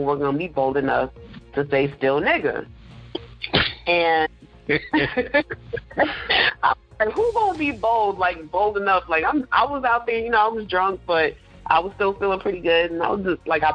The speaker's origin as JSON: {"language": "English", "region": "New York", "country": "United States", "tie": "born or raised there", "moved": "yes", "said": "I was born in New York. I have family there"}